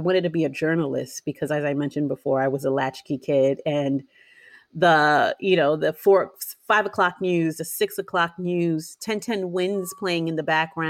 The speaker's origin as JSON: {"language": "English", "town": "New York City", "region": "New York", "country": "United States", "tie": "born or raised there", "said": "my growing up in New York City"}